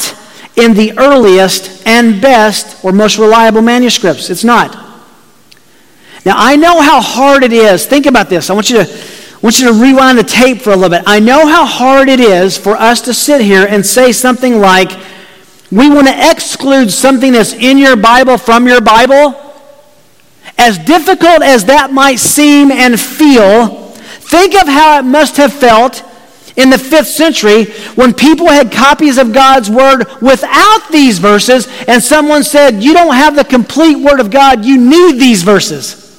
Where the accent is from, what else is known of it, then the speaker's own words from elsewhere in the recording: Tennessee, United States; I grew up in Tennessee, where just down the street from me were churches that took this very literally and would handle rattlesnakes